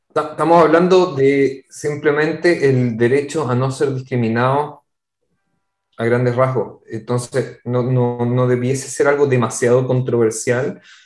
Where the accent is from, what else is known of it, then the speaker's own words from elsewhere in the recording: Chile; moved away; Nosotros, como comunidad de chilenos en el extranjero